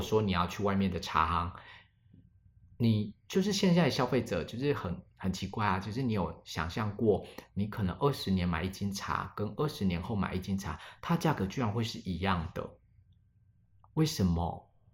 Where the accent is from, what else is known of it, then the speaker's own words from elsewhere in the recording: Alishan, Chiayi County, Taiwan; 阿里山我们这边的一个，比如说原住民的民族是周族